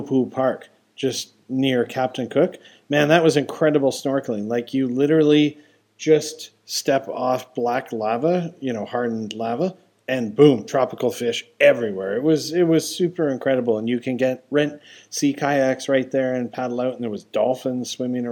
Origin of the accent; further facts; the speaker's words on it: Alberta, Canada; I'm from Alberta, Canada, which is cattle country